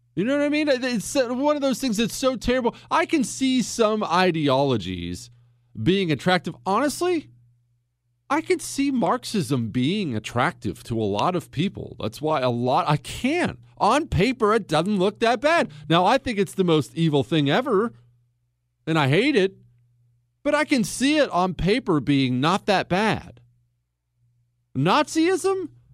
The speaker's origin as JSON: {"language": "English", "region": "Montana", "country": "United States", "tie": "born or raised there", "said": "I grew up in Montana"}